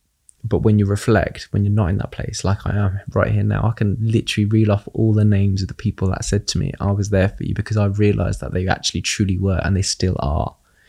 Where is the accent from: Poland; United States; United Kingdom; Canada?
United Kingdom; accent: British; Now you just get my British accent.